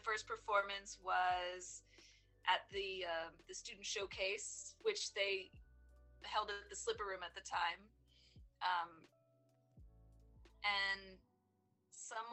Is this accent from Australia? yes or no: no; Maryland, United States; moved away as an adult; also born or lived in New York City; I grew up in Maryland. I moved to New York City to study photography